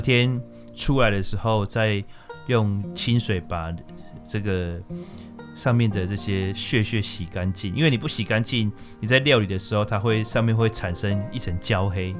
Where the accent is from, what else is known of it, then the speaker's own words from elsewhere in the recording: Taiwan; also born or lived in Jiangxi (ancestry); 因为我们村子还蛮特别的，就是我们的眷村里面，呃，外省的奶奶的比例是比较高的